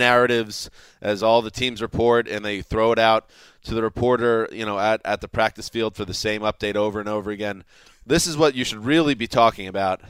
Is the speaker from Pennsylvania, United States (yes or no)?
no; New York, United States; New York, my home state